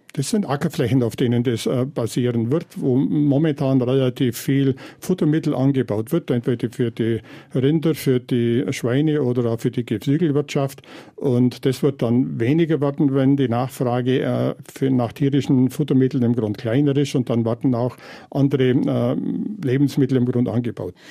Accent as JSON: {"language": "German", "region": "Bavaria", "country": "Germany", "said": "In meiner Klimaregion, also im Voralpenland"}